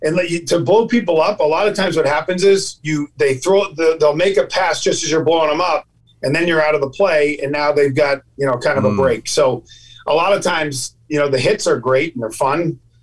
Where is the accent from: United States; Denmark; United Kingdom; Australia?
United States; Dedham, Massachusetts; In Dedham, Massachusetts.